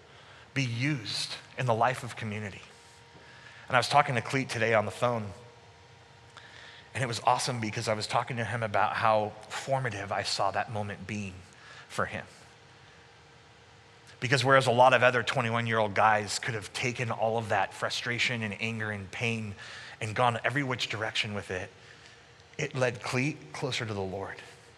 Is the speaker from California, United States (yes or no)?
yes; Sacramento, California, United States; moved away as an adult; also born or lived in Canada; I moved back in 2002 from Canada back to Sacramento, and I was working at my home church